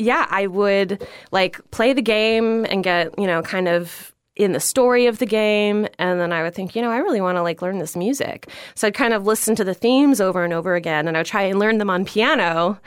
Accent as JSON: {"language": "English", "region": "Florida", "country": "United States", "tie": "born or raised there", "also_born_or_lived": "New York", "said": "And I grew up in Florida."}